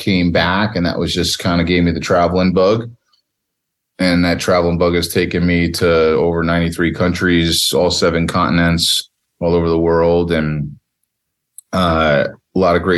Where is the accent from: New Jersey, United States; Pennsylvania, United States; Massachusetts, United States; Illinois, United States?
New Jersey, United States; I grew up in the greatest state in America, the great state of New Jersey.